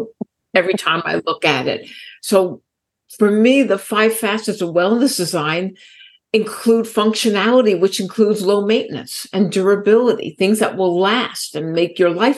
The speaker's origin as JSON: {"language": "English", "town": "New York City", "region": "New York", "country": "United States", "tie": "born or raised there", "said": "Growing up in New York City"}